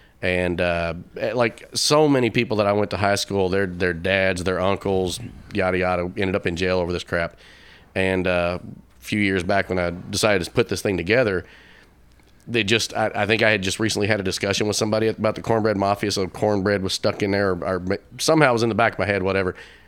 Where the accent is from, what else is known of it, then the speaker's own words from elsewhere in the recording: Kentucky, United States; moved away; I'm originally from Kentucky